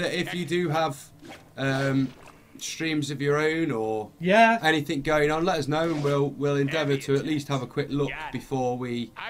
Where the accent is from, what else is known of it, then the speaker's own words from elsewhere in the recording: Derby, East Midlands, United Kingdom; we're from Derby. In the Midlands.